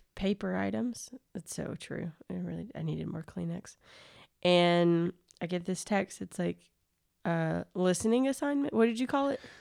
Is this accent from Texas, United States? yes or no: no; near Gulf Shores / Orange Beach, Alabama, United States; now in Athens, Georgia, United States; I grew up in the South, and so, like, near Gulf Shores, Alabama, Orange Beach, Alabama.